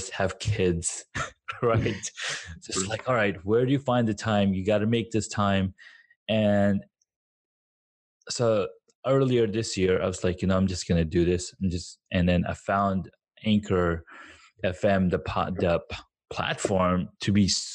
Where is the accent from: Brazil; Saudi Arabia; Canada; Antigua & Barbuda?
Saudi Arabia; moved away as an adult; also born or lived in Pakistan; now in United States; I was born in Pakistan. Grew up in Saudi Arabia, made some friends there. I went, like, my entire school life was there